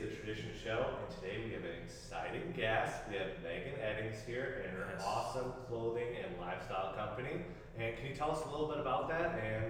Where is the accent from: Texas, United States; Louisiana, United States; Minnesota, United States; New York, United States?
Minnesota, United States; moved away; I'm originally from Minnesota, so my accent comes up a little